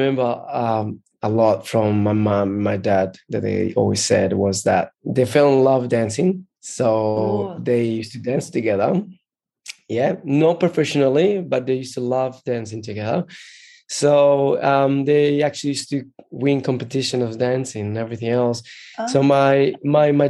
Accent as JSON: {"language": "English", "country": "Brazil", "tie": "born or raised there", "also_born_or_lived": "Colombia / Rio de Janeiro, Brazil", "moved": "as an adult", "lives_now": "Australia", "said": "I was born in Colombia and then grew up in Brazil"}